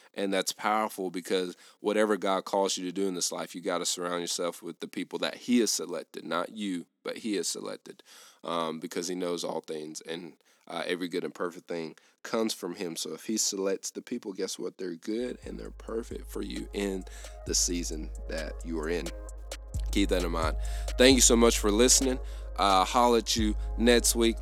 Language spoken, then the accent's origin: English; the South, United States; I grew up in the South